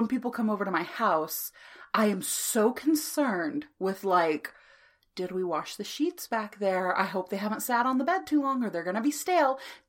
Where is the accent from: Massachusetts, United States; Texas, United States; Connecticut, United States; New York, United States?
Texas, United States; We're also from Texas